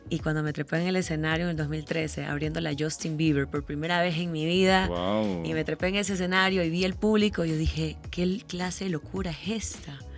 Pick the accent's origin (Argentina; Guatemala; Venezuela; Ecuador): Ecuador; also born or lived in Italy; Es que mi mamá es árabe, es de Líbano, y mi papá es italiano, pero yo nací en Ecuador. Yo soy súper latina